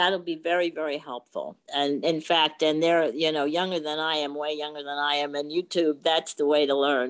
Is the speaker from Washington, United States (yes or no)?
no; New Jersey, United States; Yes, hi doctor. I'm from New Jersey